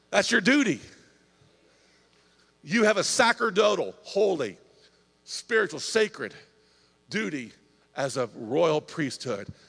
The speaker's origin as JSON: {"language": "English", "region": "Indiana", "country": "United States", "said": "I'm from Indiana, about three hour, three hour and 15 minute drive from here."}